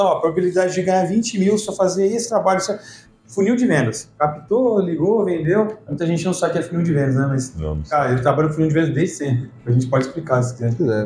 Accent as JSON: {"language": "Portuguese", "town": "Ribeirão Preto", "region": "São Paulo", "country": "Brazil", "tie": "born or raised there", "also_born_or_lived": "Curitiba / Uberlândia / Piracicaba", "moved": "as an adult", "said": "Eu nasci em Ribeirão Preto e fui pra Curitiba"}